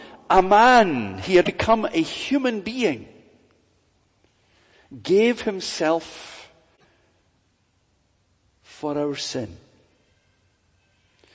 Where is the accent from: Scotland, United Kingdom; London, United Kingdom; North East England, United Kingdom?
Scotland, United Kingdom; Glasgow; I was brought up in Glasgow.